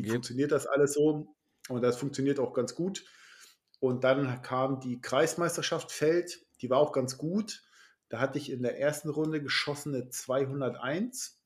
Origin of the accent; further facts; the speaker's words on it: Schleswig-Holstein, Germany; als Schleswig-Holsteiner